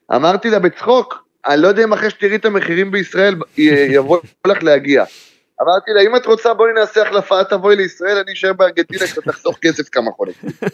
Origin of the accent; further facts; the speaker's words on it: Israel; אנחנו באים כישראלים